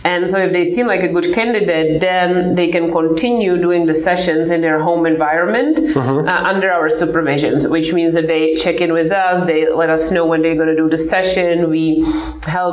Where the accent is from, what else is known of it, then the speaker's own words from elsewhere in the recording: Czechia; now in United States; So I come from the Czech Republic. I grew up in the communist time.